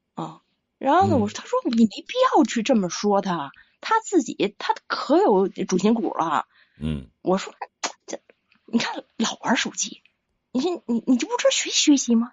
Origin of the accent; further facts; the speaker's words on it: Beijing, China; 我北京人